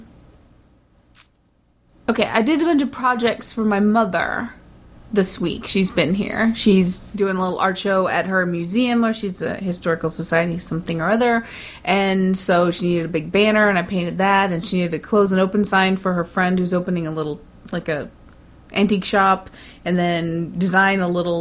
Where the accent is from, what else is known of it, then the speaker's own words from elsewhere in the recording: United States; even as an American